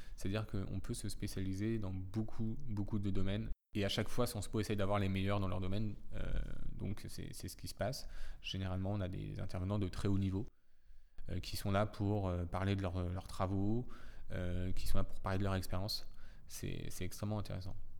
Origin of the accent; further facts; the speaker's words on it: Saint-Lô, Normandy, France; moved away as an adult; also born or lived in Nantes; now in Paris, France; je suis originaire de Saint-Lô dans la Manche